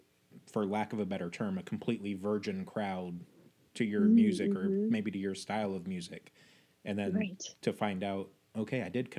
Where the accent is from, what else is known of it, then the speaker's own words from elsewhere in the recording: Indiana, United States; I was born and raised here